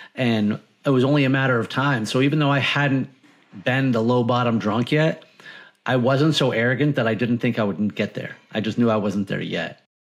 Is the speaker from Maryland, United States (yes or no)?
no; Martha's Vineyard, Massachusetts, United States; moved away as an adult; now in Florida, United States; I grew up on Martha's Vineyard